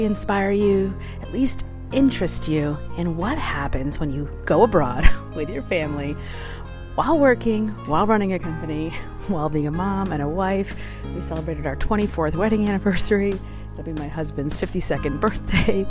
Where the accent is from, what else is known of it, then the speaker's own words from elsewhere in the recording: New York, United States; now in Michigan, United States; I'm from New York